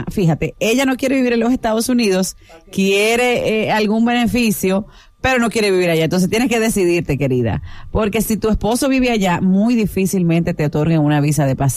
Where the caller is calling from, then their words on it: Santo Domingo, Distrito Nacional, Dominican Republic; No, llamo de aquí, de Santo Domingo.